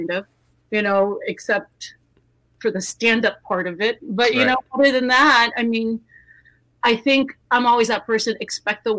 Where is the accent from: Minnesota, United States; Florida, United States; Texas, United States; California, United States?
Texas, United States; South; I grew up in South Texas